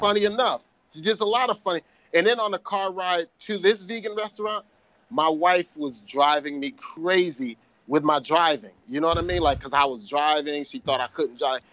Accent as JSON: {"language": "English", "town": "Perth Amboy", "region": "New Jersey", "country": "United States", "tie": "born or raised there", "moved": "yes", "lives_now": "Miami, United States", "said": "I produced a show in Perth Amboy, New Jersey, which is my hometown"}